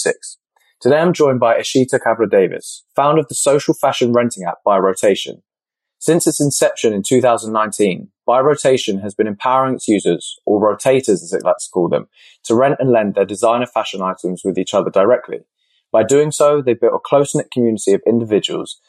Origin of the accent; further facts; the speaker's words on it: Luton, East of England, United Kingdom; I was born over here. I was born in Luton. So yeah, very much British at heart